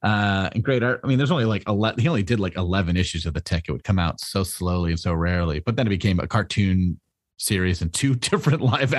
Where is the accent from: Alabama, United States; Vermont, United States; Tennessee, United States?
Vermont, United States; I grew up in town in Vermont next to the one Frank Miller grew up in.